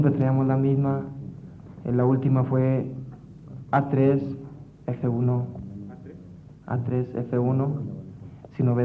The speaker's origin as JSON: {"language": "Spanish", "town": "Valle Hermoso", "region": "Tamaulipas", "country": "Mexico", "said": "Vengo yo de Vallehermoso, Tamaulipas, con el fin de estudiar, como ya lo dije, y trabajar a la vez."}